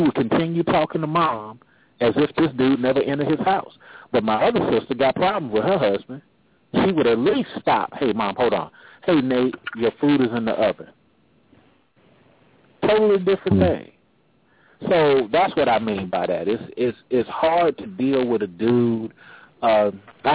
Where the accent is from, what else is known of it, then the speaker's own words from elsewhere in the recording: California, United States; now in Atlanta, United States; I'm originally from California